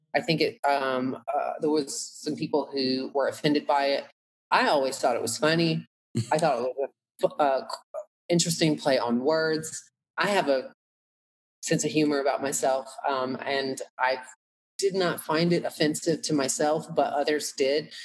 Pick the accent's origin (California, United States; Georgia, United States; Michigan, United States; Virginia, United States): Georgia, United States; Atlanta; accent: country; growing up in Atlanta